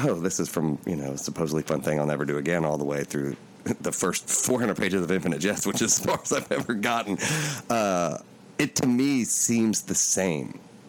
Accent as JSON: {"language": "English", "region": "Appalachia", "country": "United States", "said": "I'm from Appalachia"}